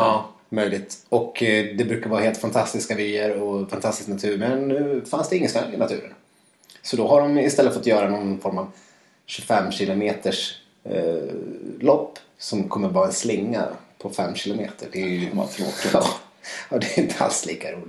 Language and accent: Swedish; Dalarna County, Sweden; moved away; Jag har varit hemma i Dalarna